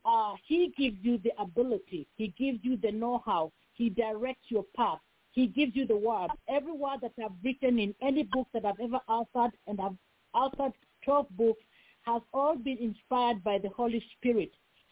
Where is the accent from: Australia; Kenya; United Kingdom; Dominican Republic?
Kenya; born or raised there; English is a second language; now in Bakersfield, United States